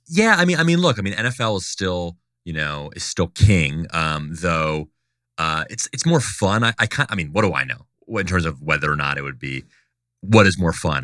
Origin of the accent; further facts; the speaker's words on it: Delaware, United States; moved away; I grew up in Delaware